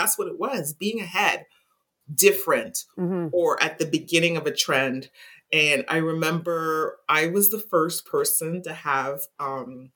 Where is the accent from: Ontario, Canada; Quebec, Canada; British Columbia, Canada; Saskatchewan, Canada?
Quebec, Canada; Montreal; I was born and raised in Montreal